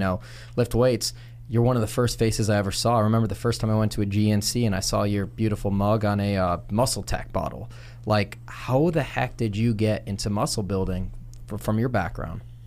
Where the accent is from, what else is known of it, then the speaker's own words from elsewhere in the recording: Chicago, Illinois, United States; I'm from Chicago